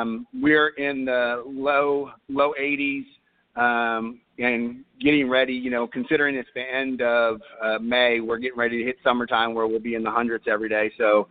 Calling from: Cypress, Texas, United States; I'm calling from Cypress, Texas, which is about 30 minutes northwest of Houston.

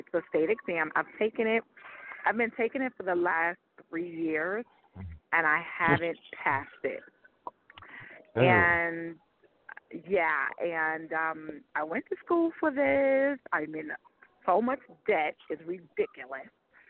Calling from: New York, United States; from New York.

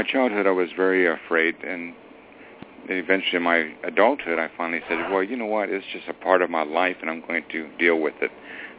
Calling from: California, United States; I'm calling from California.

